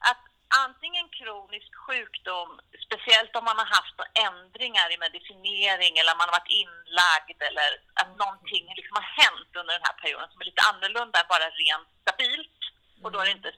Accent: Sweden; jag är svensk.

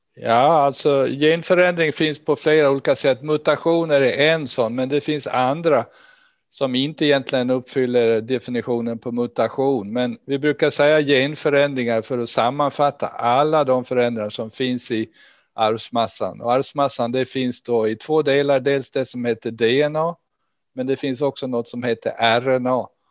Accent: Gotland, Sweden; now in Lund, Sweden; jag är ursprungligen från Gotland och det hörs väl kanske ännu.

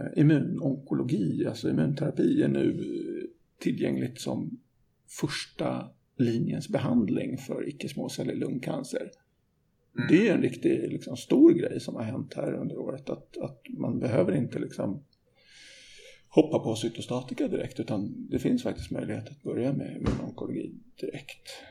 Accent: Stockholm, Stockholm County, Sweden; jag är ju från Stockholm så att jag är uppväxt med svart snö

